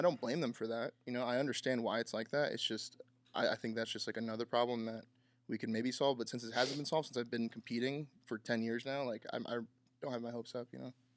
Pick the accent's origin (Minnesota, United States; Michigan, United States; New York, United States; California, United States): California, United States; now in Texas, United States; I'm from Cali